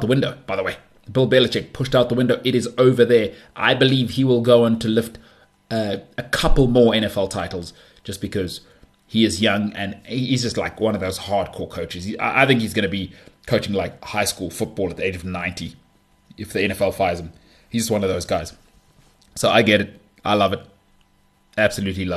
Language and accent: English; South Africa; I'm a South African